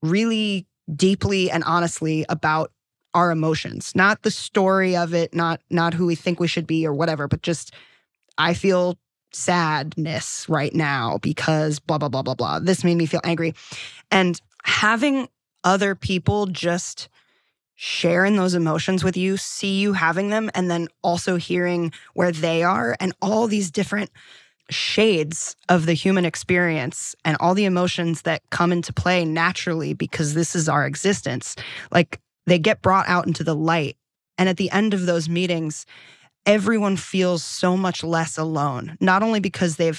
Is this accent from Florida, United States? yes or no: no; Delaware, United States; moved away as an adult; also born or lived in New York; now in Los Angeles, United States; I'm from Delaware